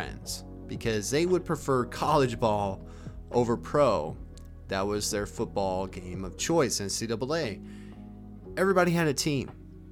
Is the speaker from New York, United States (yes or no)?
no; Alabama, United States; also born or lived in Maine; I was born in Maine and then I moved down to Alabama with my family in the early 2000s